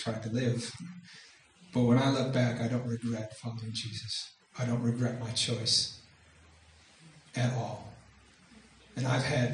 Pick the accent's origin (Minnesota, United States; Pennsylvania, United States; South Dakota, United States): Minnesota, United States; Minneapolis; I'm from Minneapolis